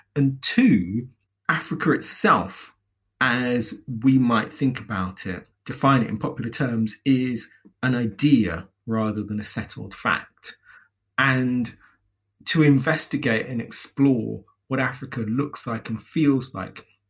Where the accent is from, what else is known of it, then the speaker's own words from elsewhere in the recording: London, United Kingdom; my own experiences growing up in London